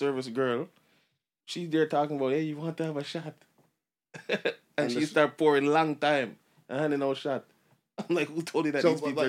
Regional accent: Jamaica; now in Canada; because I'm Jamaican.

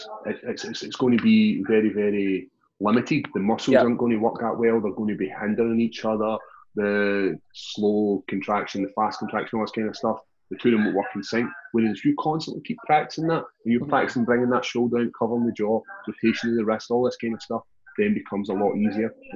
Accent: Glasgow, Scotland, United Kingdom; it was my hometown

